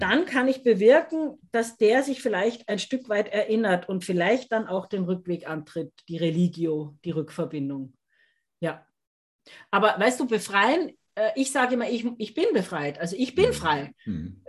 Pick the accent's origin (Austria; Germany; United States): Austria; wie man bei uns in Österreich sagt